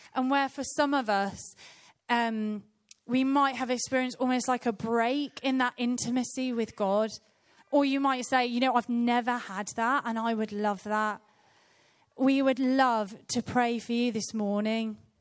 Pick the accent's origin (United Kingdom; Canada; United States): United Kingdom; Birmingham, West Midlands; I was born in Birmingham in a, in a place called Rotten Park.